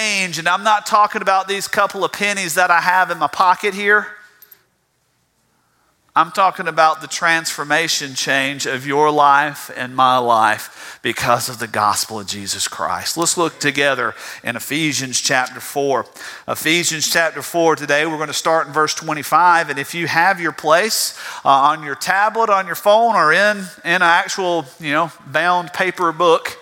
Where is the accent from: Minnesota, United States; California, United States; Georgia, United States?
Georgia, United States; South; I'm from South Georgia. You can't get away from that.